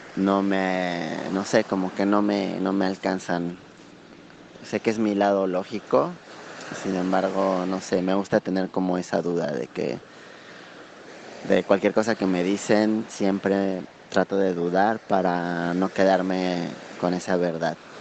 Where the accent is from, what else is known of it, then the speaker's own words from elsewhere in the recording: Mexico; soy de México